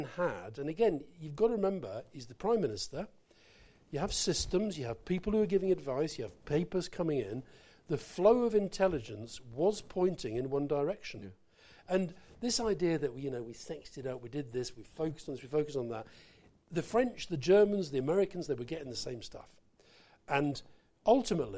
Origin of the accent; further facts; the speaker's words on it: Scotland, United Kingdom; I'm very British, right? But I'm British then Scottish.